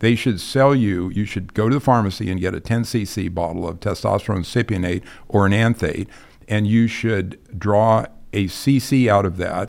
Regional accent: Kent, Ohio, United States; I'm a Midwesterner, and okay. I grew up in Kent, Ohio, you know, Kent State.

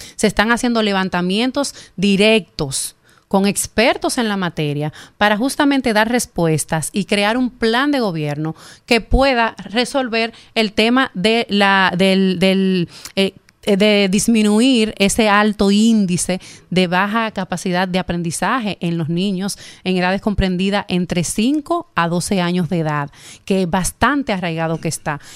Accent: Herrera, Distrito Nacional, Dominican Republic; Yo soy de Herrera. Yo vengo de Herrera de la calle 4 de Herrera

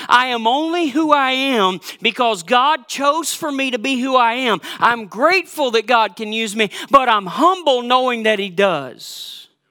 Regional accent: Georgia, United States; now in Minnesota, United States; you know by my accent that I'm not from Minnesota. And you know, if you've been around me long enough, that I'm a big Georgia Bulldog fan because I'm originally from Georgia

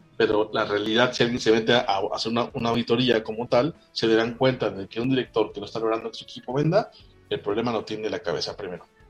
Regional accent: Mexico; Soy mexicano

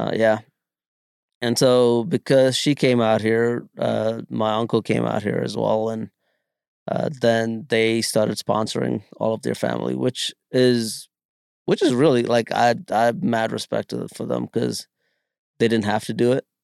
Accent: Bangalore, Karnataka, India; also born or lived in Kerala; now in United States; growing up in Bangalore, I learned to speak four different languages

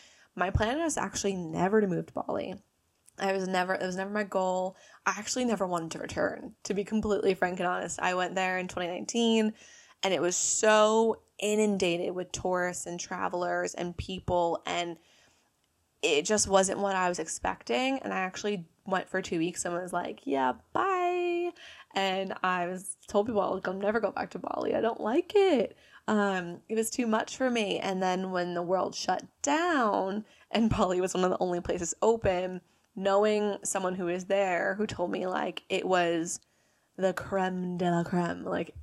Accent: United States; So I am obviously American, as you can tell from my lovely accent here.

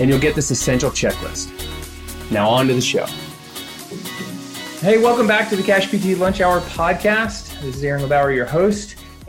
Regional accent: North Carolina, United States; also born or lived in California; Well, you know, I'm from North Carolina and people always ask me, well, where's your accent? And I was like, you know, I was like, well, you know, I lived in California.

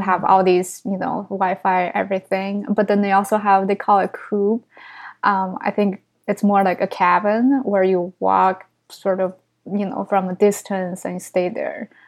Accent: China; English is a second language; now in New York City, United States; I grew up in China. And even though I tell everyone, oh, it's just very s, very small town, but it's like three million population.

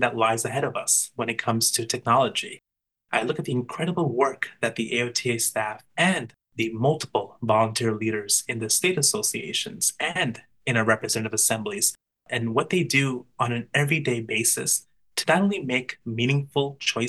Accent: New York City, New York, United States; I am from Brooklyn, New York.

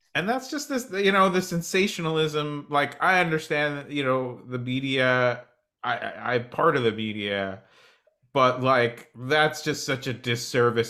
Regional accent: New Jersey, United States; moved away; I grew up on the East Coast. I grew up in New Jersey

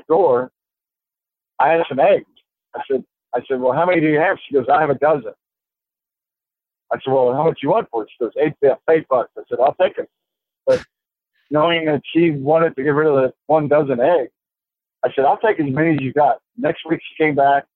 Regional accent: South Texas, United States; I grew up in South Texas

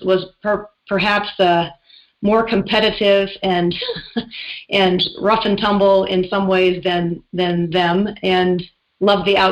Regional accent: Spokane, Washington, United States; also born or lived in North Idaho; now in Idaho, United States; I grew up in Spokane, Washington

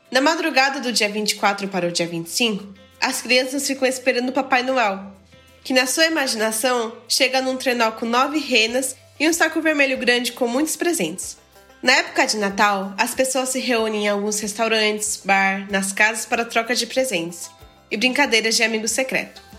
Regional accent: Japan; born there; nasci no Japão e estudei na escola japonesa.

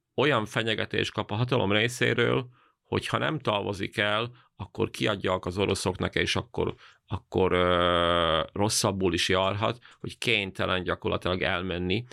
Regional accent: Banská Bystrica Region, Slovakia; az én szülőfalumról

